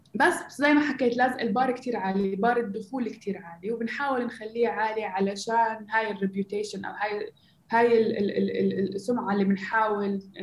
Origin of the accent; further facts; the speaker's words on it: Gaza, Gaza Strip, Palestine; moved away as an adult; also born or lived in Silicon Valley; أنا أصلا فلسطينية من غزة آه، عشت انولدت بغزة وعشت حياتي هناك